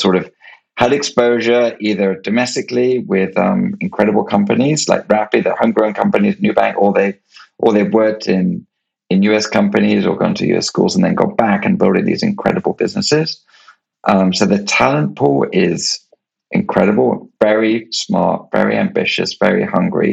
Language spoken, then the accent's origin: English; United Kingdom; I was born in Europe and in the UK